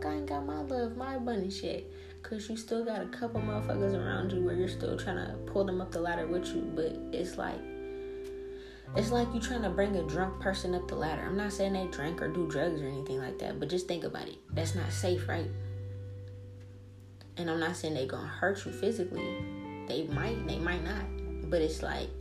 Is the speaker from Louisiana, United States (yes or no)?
yes; New Orleans, Louisiana, United States; now in Seattle, United States; I come from New Orleans, dog. I come from the hood. The hoodest of the hood.